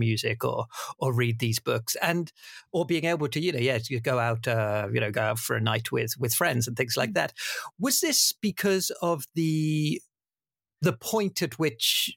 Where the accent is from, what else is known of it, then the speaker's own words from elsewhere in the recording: Bournemouth, South West England, United Kingdom; growing up in Bournemouth, as I did